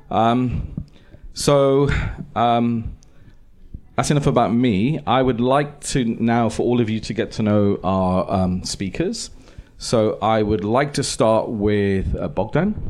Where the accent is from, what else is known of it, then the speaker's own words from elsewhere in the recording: United Kingdom; now in Estonia; I feel very em- embarrassed to be to to say I'm British.